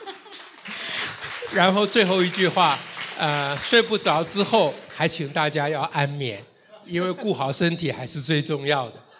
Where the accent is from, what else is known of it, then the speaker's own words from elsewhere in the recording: Taiwan; 我们今天在台湾的奋斗，不只是为了我们台湾人，不只是为我们台湾将来的小孩